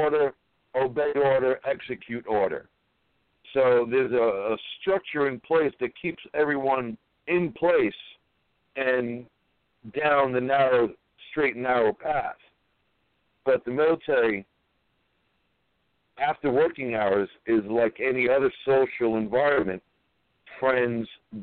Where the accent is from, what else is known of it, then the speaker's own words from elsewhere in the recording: New York City, New York, United States; I'm a New Yorker, native New Yorker, born and raised here.